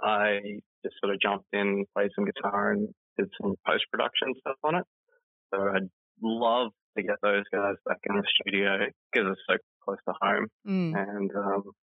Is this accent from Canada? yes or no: no; Innisfail, Queensland, Australia; my hometown, which is in Innisfail, part of Queensland